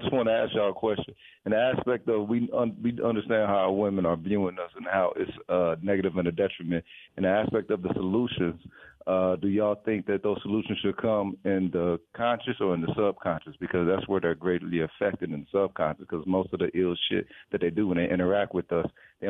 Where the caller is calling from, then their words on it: Dallas, Texas, United States; out of Dallas.